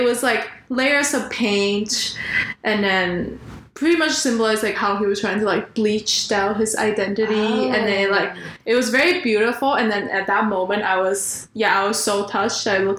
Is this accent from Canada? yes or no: yes; Canada; So we're talking about how to navigate the best of both worlds as Taiwanese Canadian.